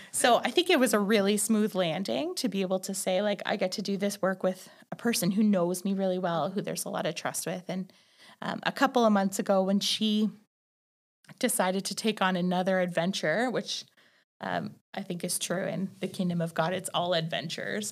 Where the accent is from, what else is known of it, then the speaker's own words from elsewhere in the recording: Northern Ontario, Canada; moved away as an adult; also born or lived in Waterloo, Canada; now in Calgary, Canada; I left my hometown, which is in Northern Ontario